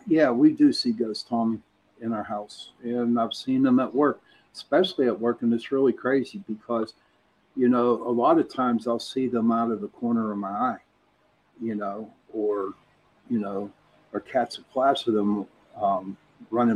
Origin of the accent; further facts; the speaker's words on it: Pittsburgh, Pennsylvania, United States; accent: Pittsburgh; I got my brother on, and we're from Pittsburgh. Now, Pittsburgh has their own accent